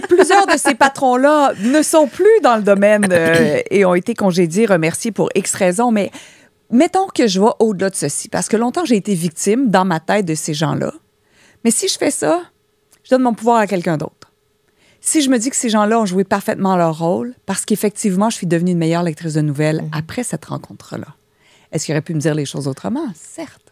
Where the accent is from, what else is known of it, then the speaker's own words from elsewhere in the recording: Joliette, Quebec, Canada; also born or lived in Jonquière; Je viens de Joliette